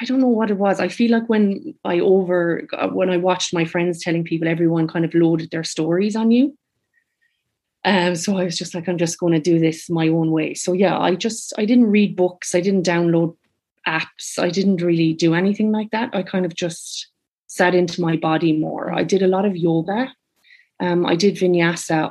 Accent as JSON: {"language": "English", "area": "Tipperary", "region": "Munster", "country": "Ireland", "moved": "as an adult", "lives_now": "Sydney, Australia", "said": "I'm from Tipperary"}